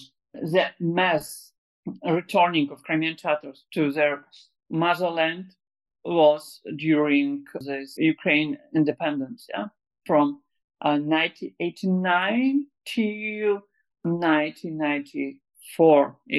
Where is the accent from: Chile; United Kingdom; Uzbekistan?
Uzbekistan; born there; my grandparents also were deported to Uzbekistan. That's why I was born in Uzbekistan also.